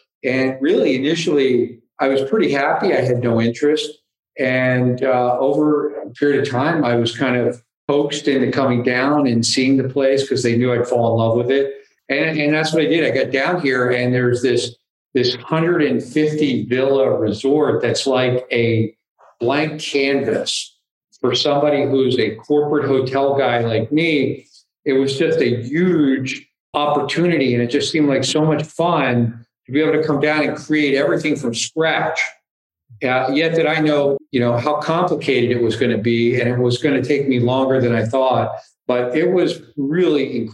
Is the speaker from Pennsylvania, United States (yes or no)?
yes; Philadelphia, Pennsylvania, United States; moved away as an adult; also born or lived in New York City / Tampa / Phoenix / Los Angeles; now in Roatan, Honduras; Born and raised in Philadelphia